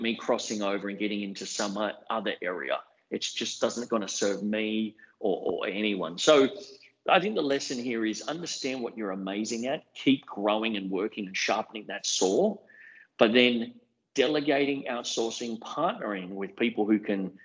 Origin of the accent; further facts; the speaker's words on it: Brisbane, Queensland, Australia; I'm a young guy, but I grew up in Brisbane